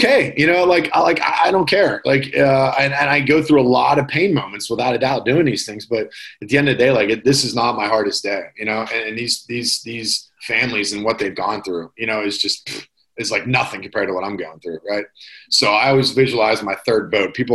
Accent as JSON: {"language": "English", "town": "Pittsburgh", "region": "Pennsylvania", "country": "United States"}